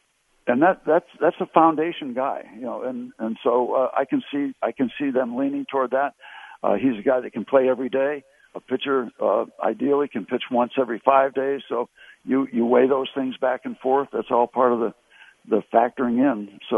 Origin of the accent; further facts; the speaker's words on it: Connecticut, United States; We had to beg the Pirates to sign me when I came out from Connecticut to try out in 1960.